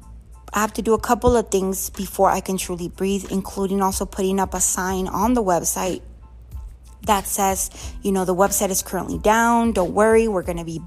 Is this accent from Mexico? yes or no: yes; Mexico; moved away; I want to go to my hometown.